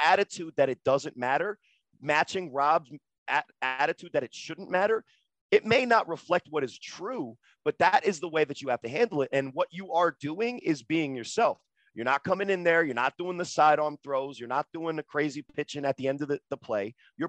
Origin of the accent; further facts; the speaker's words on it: New Jersey, United States; And I'm from New Jersey.